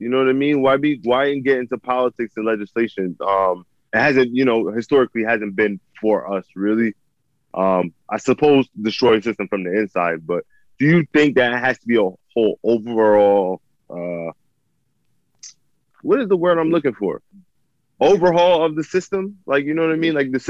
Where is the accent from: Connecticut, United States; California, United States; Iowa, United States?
Connecticut, United States; Windsor; I'm from Windsor